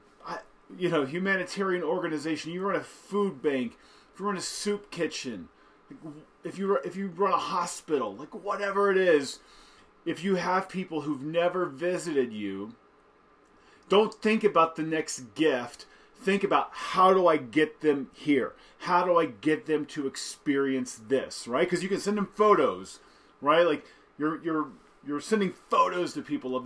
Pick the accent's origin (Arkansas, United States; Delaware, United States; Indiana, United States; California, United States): Indiana, United States; Central; I grew up in Central Indiana